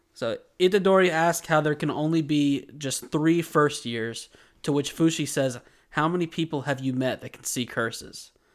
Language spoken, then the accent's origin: English; United States; We are two American dudes